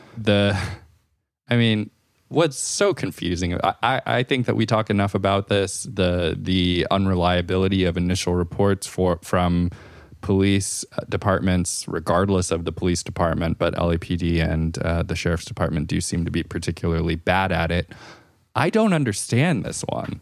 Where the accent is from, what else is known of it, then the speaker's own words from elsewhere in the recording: California, United States; as a Californian